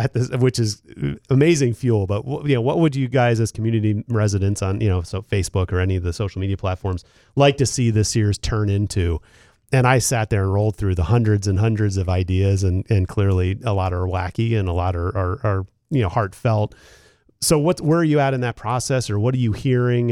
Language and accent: English; Philadelphia, Pennsylvania, United States; also born or lived in Seattle; now in Lansing, United States; I came from Seattle and I'm from Philadelphia